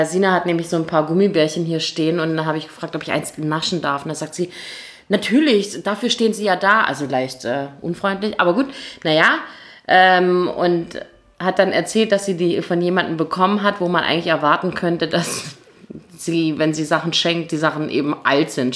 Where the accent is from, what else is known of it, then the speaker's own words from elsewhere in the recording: Gächingen, Baden-Württemberg, Germany; wir kommen beide aus Gächingen